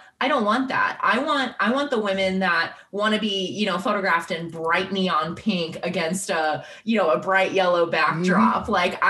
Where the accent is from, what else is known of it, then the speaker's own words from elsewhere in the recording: Texas, United States; moved away; I'm from Texas. I've lived in Texas like 0% of my life.